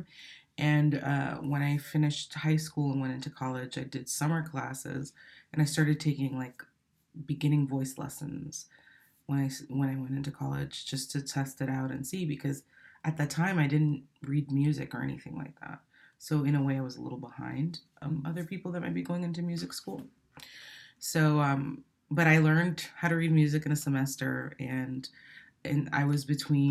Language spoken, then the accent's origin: English; Miami, Florida, United States; also born or lived in Santo Domingo, Dominican Republic / New Jersey, United States; I grew up there until I was about eight, and then from there I went to Miami, Florida, and I would say that I got started with music after I moved to Miami, and I was in like fifth grade